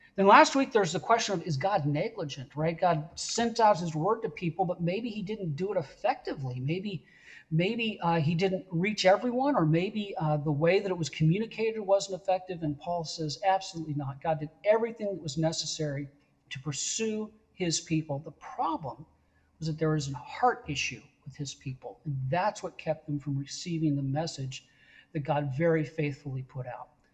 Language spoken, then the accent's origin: English; West Coast, United States; I'm from the West Coast.